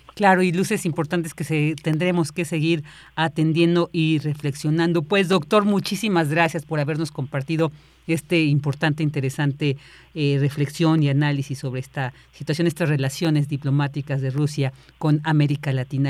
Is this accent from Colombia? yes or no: no; Mexico